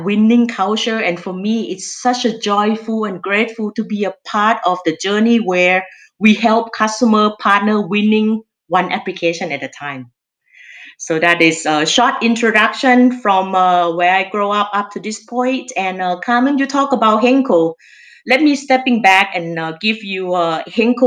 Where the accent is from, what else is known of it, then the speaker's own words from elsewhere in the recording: Thailand; accent: Thai; English is a second language; moved away as an adult; you can tell by my accent, I'm Thai. I originally from Thailand. I moved here about 20 years ago. When I look back, I actually grew up in quite a moderate family in Thailand.